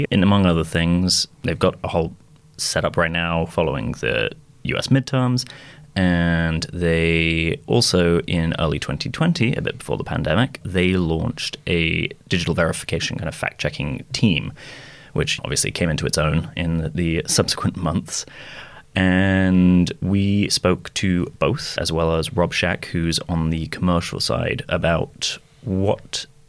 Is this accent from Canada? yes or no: no; Hounslow, London, United Kingdom; also born or lived in United States; I will have you know, Dom, that I am from the London borough of Hounslow, and we, in fact, all sound like that over here. No, I went to university in the US, so I did 4 years for my undergrad